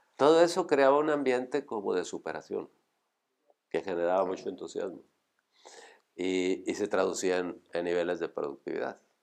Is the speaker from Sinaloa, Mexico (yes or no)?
no; Monterrey, Nuevo León, Mexico; Como buen regio, pues yo estudié en el TEC, me recibí